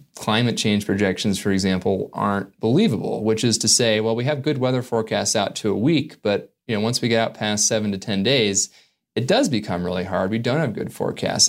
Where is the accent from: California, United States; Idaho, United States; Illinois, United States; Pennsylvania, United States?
California, United States; Northern; growing up in Northern California